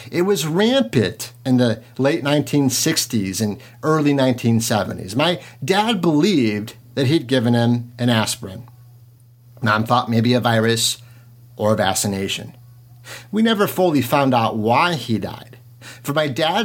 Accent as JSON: {"language": "English", "town": "DeKalb", "region": "Illinois", "country": "United States", "said": "I am from DeKalb, Illinois, the headquarters of Monsanto"}